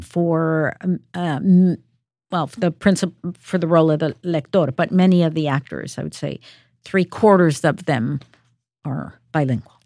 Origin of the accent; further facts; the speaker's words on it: Peru; moved away; I'm from Peru